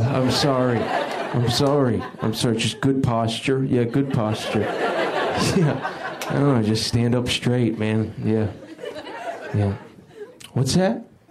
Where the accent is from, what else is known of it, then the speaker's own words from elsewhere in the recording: the South, United States; I'm from the South.